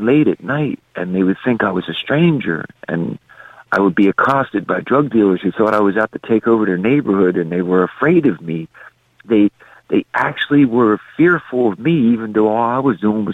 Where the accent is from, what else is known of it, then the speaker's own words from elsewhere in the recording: Philadelphia, Pennsylvania, United States; growing up in Southwest Philadelphia that was 86% white